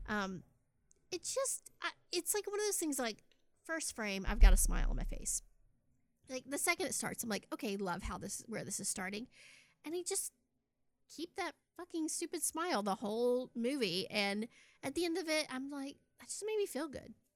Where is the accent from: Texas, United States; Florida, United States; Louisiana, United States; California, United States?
Texas, United States; also born or lived in Austin; I'm from Texas